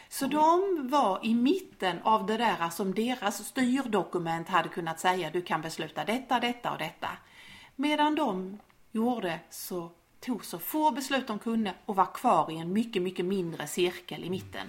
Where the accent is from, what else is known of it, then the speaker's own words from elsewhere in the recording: Skåne, Sweden; accent: Scanian (skånska); på min skånska